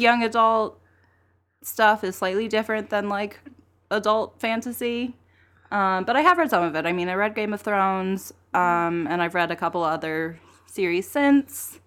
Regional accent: Texas, United States; also born or lived in Brooklyn, New York City; now in New York City, United States; I'm from Texas. I live

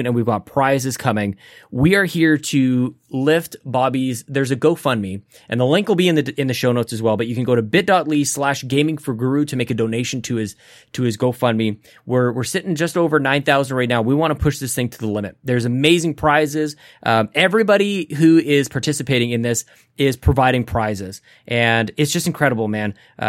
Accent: Canada; as a Canadian

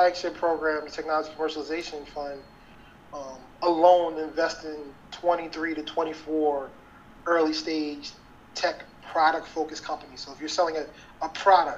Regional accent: Baltimore, Maryland, United States; I ended up getting a job at a marketing firm in Baltimore, in my hometown

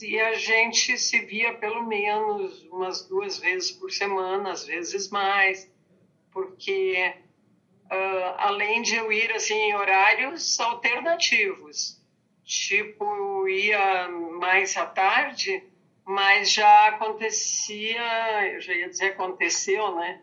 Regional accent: Santa Cruz do Sul, Rio Grande do Sul, Brazil; moved away as an adult; also born or lived in Porto Alegre; now in Santa Cruz do Sul, Brazil; eu sou de Santa Cruz do Sul, uma cidade do interior

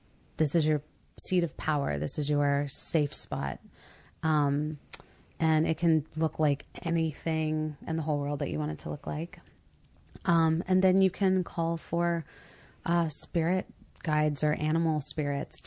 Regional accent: Mississippi, United States; I was raised very Christian in Mississippi

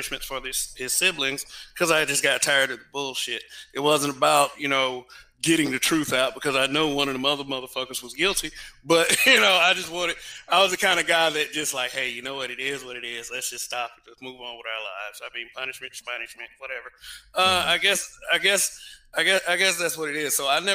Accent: Montgomery, Alabama, United States; I'm from Montgomery, Alabama.

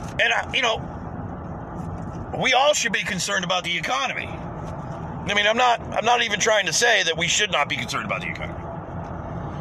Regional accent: United States; as an American

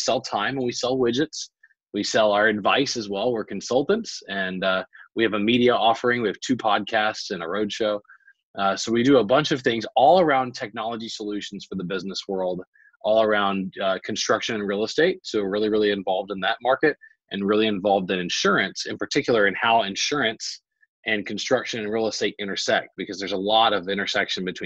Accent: Baton Rouge, Louisiana, United States; now in Texas, United States; Born and raised in Baton Rouge, Louisiana.

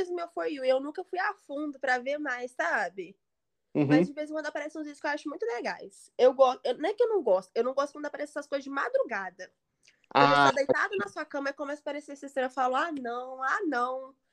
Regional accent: Brazil; os melhores TikToks, assim, na minha opinião, não é porque sou brasileira.

